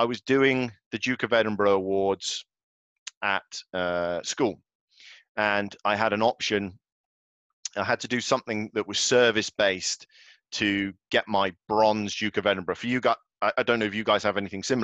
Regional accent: Galway, Connacht, Ireland; I was born in Galway in the Republic of Ireland, on the west coast of Ireland.

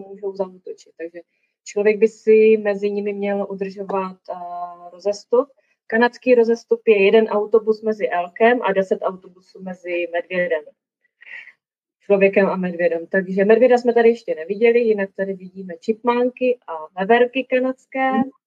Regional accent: Czechia; moved away as an adult; now in Banff, Canada; jsem z Česka

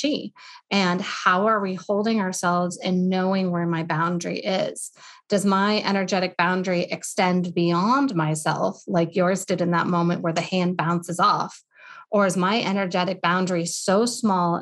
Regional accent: Colorado, United States; moved away; also born or lived in Boston / Portland, Oregon; I'm from Colorado proper, but I lived in Boston for a handful of years

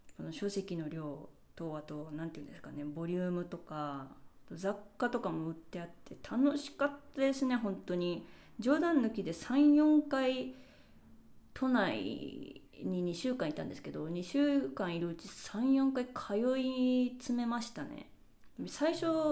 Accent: Japan; first language Japanese; moved away; 日本語で自分の母語

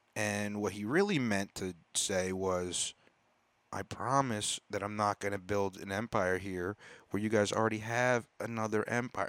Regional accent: United States; I was born in America

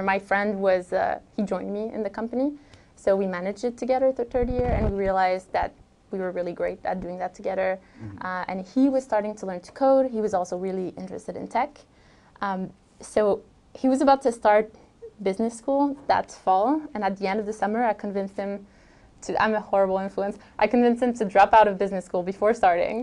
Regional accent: Montreal, Quebec, Canada; moved away; also born or lived in Vancouver, Canada; I'm from Montreal

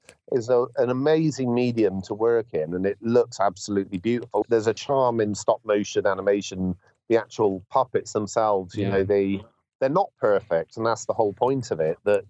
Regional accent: Bristol, South West England, United Kingdom; my hometown of Bristol

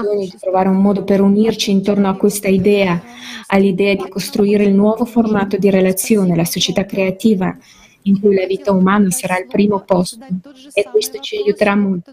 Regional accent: India; Nel mio paese, l'India

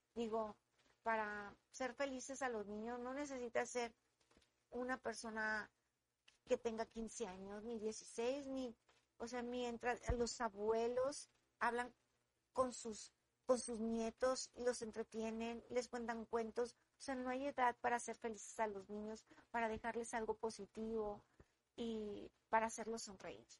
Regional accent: Monterrey, Nuevo León, Mexico; soy regia y me, me gusta hacer lo que hago aquí y aquí lo tengo y aquí soy feliz

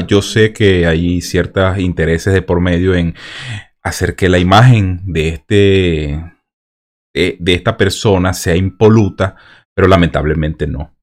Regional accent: Venezuela; moved away; a nosotros a los venezolanos nos dicen venecos

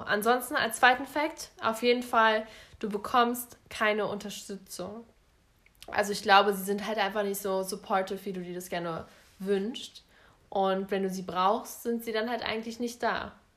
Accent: Berlin, Germany; bei uns in Berlin

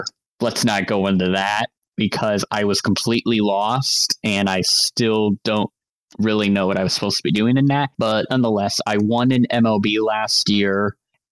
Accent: Omaha, Nebraska, United States; I'm actually from Omaha, Nebraska.

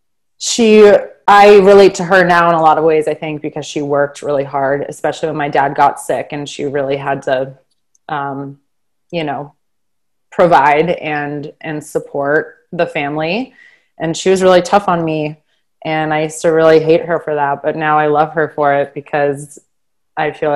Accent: Boston, Massachusetts, United States; moved away as an adult; also born or lived in New York; now in St. Louis, United States; I was born and raised in Boston, Massachusetts

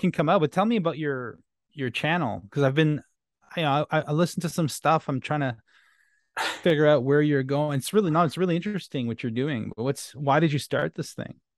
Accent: Canada; first language French; English is a second language; I'm French Canadian

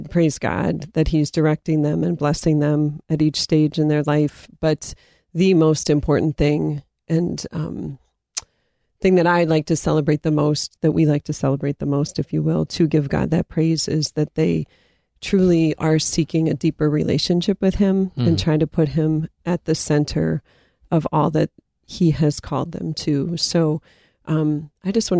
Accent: Erie, Pennsylvania, United States; Erie, Pennsylvania, my hometown

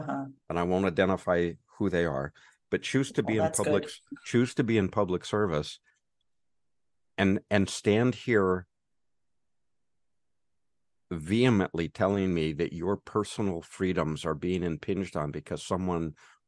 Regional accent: California, United States; from California, where we have concerts, lots of concerts.

